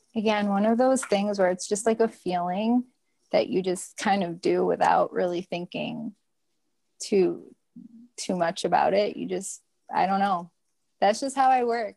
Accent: Detroit, Michigan, United States; I am living here in Detroit, Michigan. This is my hometown

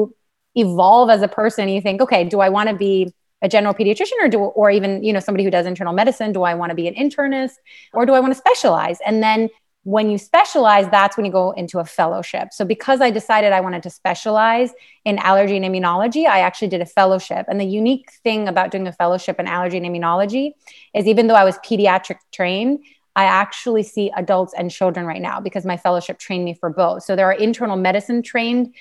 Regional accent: Pennsylvania, United States; I'm from Pennsylvania, actually kind of born and bred there.

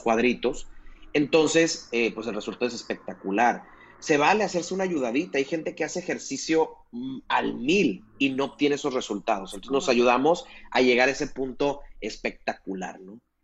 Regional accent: Mazatlán, Sinaloa, Mexico; yo soy de acá de Mazatlán

